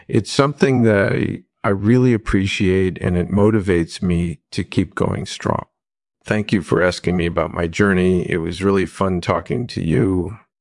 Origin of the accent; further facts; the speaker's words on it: New York City, New York, United States; I was born in Brooklyn in nineteen forty-seven. I grew up in a tight-knit community there